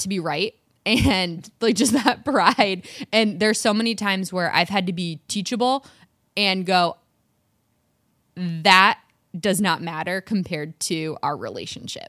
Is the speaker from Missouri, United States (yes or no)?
no; Michigan, United States; accent: Michigan; My Michigan accent